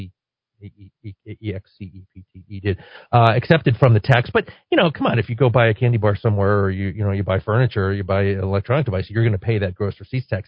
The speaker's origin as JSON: {"language": "English", "region": "Connecticut", "country": "United States", "tie": "born or raised there", "said": "my home state"}